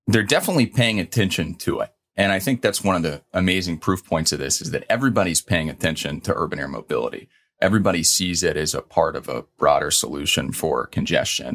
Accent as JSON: {"language": "English", "town": "Louisville", "region": "Kentucky", "country": "United States", "tie": "born or raised there", "moved": "yes", "lives_now": "New York, United States", "said": "growing up in Louisville, Kentucky."}